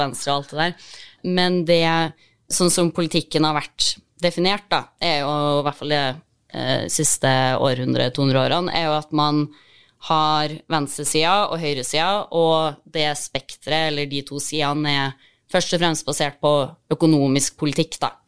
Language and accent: Norwegian; Trondheim, Trøndelag, Norway; jeg er fra Trondheim